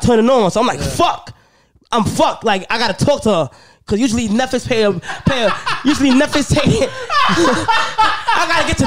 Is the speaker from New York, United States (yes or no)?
yes; New York, United States; I'm from New York